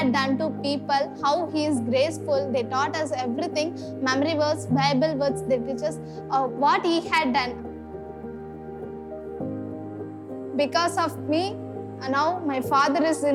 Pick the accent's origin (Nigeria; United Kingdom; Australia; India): India; Vilinur, Tamil Nadu; I'm from Vilinur. It's far away from our school. In our villages, it's not good.